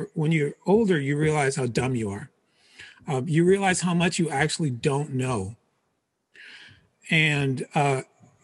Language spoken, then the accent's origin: English; Philadelphia, Pennsylvania, United States; also born or lived in Portugal; My parents moved to the U.S. when I was three. They moved to Philadelphia